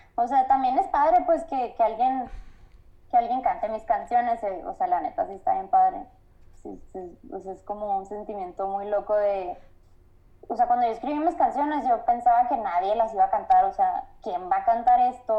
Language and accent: Spanish; Guaymas, Sonora, Mexico; moved away as an adult; also born or lived in Navojoa, Sonora; now in Mexico City, Mexico; yo soy de, Guaymas, entonces es un lugar bien chiquito